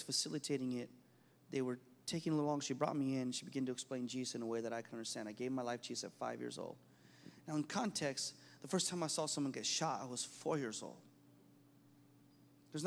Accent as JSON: {"language": "English", "country": "United States", "tie": "born or raised there", "said": "I was raised in American culture"}